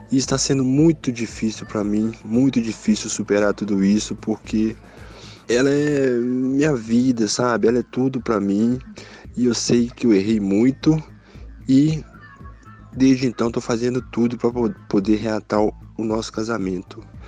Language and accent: Portuguese; Contagem, Minas Gerais, Brazil; sou de Contagem, Minas Gerais